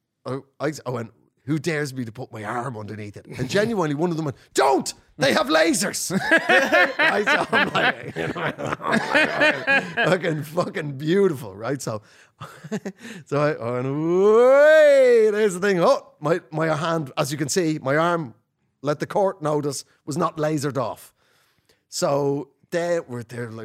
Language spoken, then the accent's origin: English; Ireland; also born or lived in North London; now in London, United Kingdom; I'm an Irish comedian